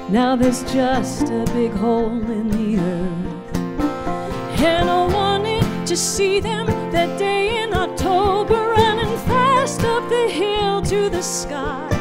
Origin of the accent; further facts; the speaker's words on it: Baltimore, Maryland, United States; born there; I spent my childhood, I was born in Baltimore, and we lived, um, we had a cabin out in Deep Creek Lake, Maryland.